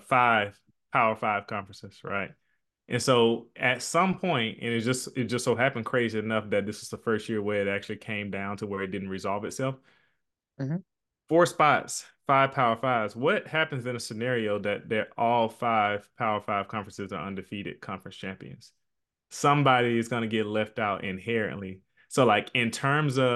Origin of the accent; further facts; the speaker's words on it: Birmingham, Alabama, United States; moved away; I'm originally from Birmingham. I don't live there anymore.